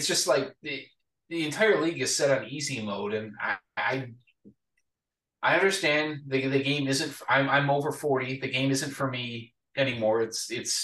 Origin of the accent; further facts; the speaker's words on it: Atlanta, Georgia, United States; I grew up in Atlanta